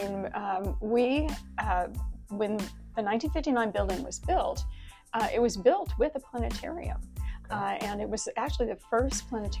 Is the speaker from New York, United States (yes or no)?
no; Bloomington, Illinois, United States; moved away as an adult; now in Evansville, United States; I'm originally from Bloomington, Illinois, and graduated from Illinois State University.